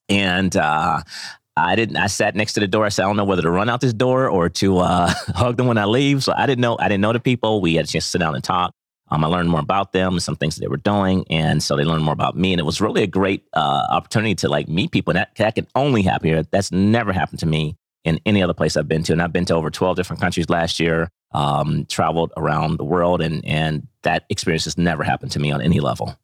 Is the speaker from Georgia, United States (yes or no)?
no; Ohio, United States; also born or lived in Atlanta; now in Bentonville, United States; originally I'm from Ohio, and I moved to Atlanta, like, twenty-plus years ago.